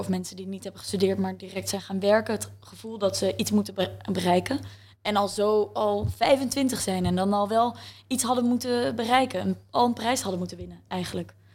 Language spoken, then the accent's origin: Dutch; The Hague, South Holland, Netherlands; moved away as an adult; also born or lived in Utrecht; wij zijn alle twee opgegroeid in Scheveningen.